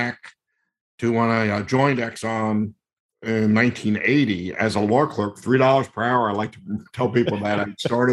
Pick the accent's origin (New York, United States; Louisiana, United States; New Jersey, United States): New Jersey, United States; moved away as an adult; also born or lived in Maine / New Orleans; I grew up in New Jersey, as you mentioned, and I went to college in Maine.